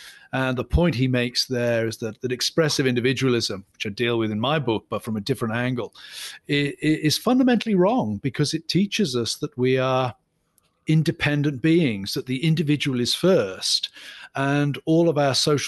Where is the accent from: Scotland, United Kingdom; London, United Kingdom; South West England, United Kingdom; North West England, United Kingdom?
Scotland, United Kingdom; And I'm from a Scottish psalm singing background. We lament all the time.